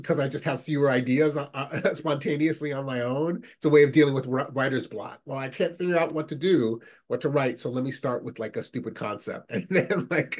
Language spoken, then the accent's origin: English; Massachusetts, United States; I had met from when I was from the Boston area.